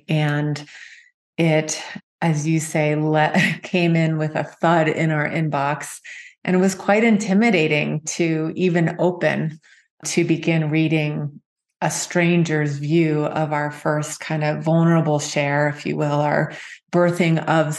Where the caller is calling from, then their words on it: Park City, Utah, United States; And I'm calling in from Park City, our retreat center called Heart Space.